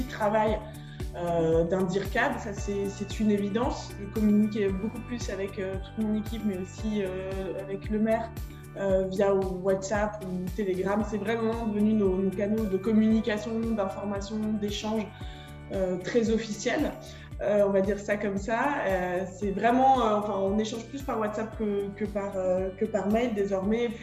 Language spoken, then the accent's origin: French; Schiltigheim, Grand Est, France; moved away as an adult; also born or lived in Saarbrücken, Germany / Paris / Fontainebleau; Je suis née en 1988 à Schildikheim, la capitale de la bière.